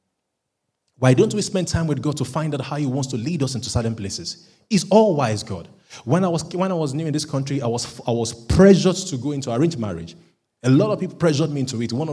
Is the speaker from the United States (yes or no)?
no; Nigeria; now in United Kingdom; because I'm a Nigerian